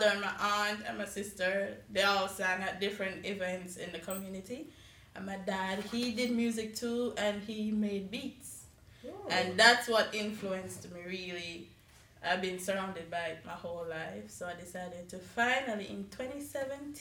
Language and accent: English; Spanish Town, Saint Catherine, Jamaica; moved away; I'm from Jamaica, Spanish town, St. Catherine, to be specific